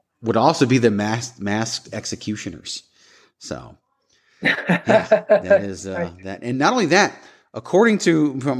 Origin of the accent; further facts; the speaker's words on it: Virginia, United States; As a kid, I grew up in Virginia